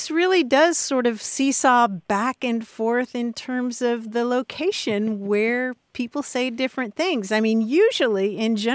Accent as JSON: {"language": "English", "region": "Kentucky", "country": "United States", "tie": "born or raised there", "moved": "yes", "said": "growing up in Kentucky"}